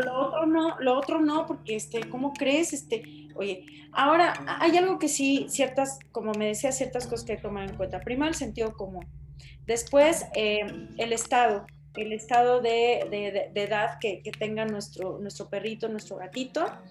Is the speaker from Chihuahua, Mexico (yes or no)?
no; Monterrey, Nuevo León, Mexico; Monterrey, de donde yo soy